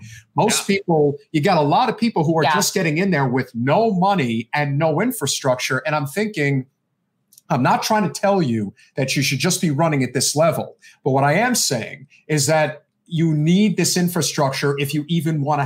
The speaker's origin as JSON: {"language": "English", "region": "New Jersey", "country": "United States", "said": "I'm from New Jersey"}